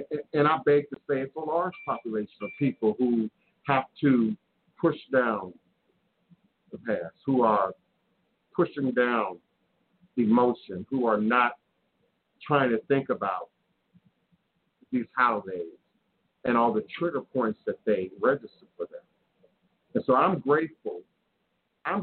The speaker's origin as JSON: {"language": "English", "town": "Washington", "region": "District of Columbia", "country": "United States", "tie": "born or raised there", "said": "growing up in Washington, D.C. in the 1970s"}